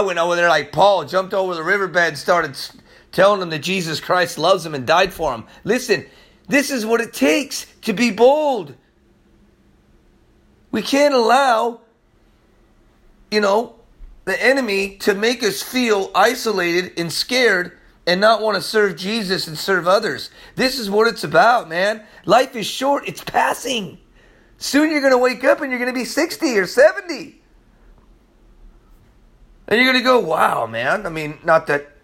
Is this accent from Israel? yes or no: yes; Israel; I'm from there. I'm a Jew from Israel also.